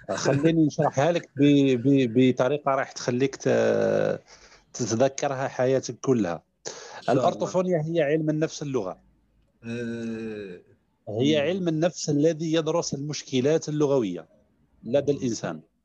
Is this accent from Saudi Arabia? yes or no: no; Mila Province, Algeria; also born or lived in Constantine; من شباب الجزائر آه، من مواليد 82 آه، بدائرة في ولاية ميلا